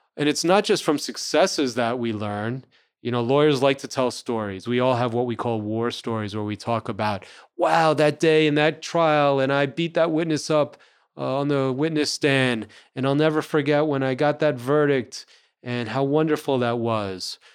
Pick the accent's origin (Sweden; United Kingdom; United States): United States; New Rochelle, New York; also born or lived in New Orleans; I grew up in New Rochelle, New York, which is the suburbs of New York City.